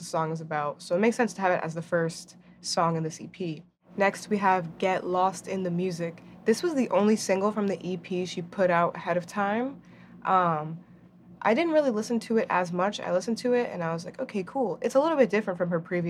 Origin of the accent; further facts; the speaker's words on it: New Jersey, United States; I'm also Dominican and I'm also from New Jersey